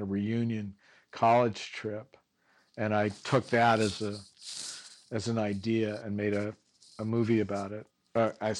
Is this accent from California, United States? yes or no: yes; Santa Monica, California, United States; I grew up in Santa Monica, and I went to school in the Valley